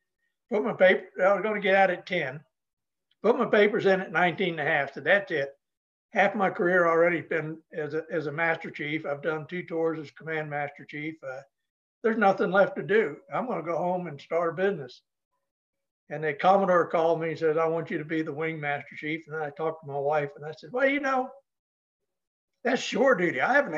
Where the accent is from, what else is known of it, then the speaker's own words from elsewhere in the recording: Lebanon, New Hampshire, United States; moved away as an adult; I'm a damn Yankee. I was born in Lebanon, New Hampshire, raised on a farm there to two wonderful parents. And I tell people today that I grew up in a Norman Rockwell farm, and we had our own pond for ice skating and skiing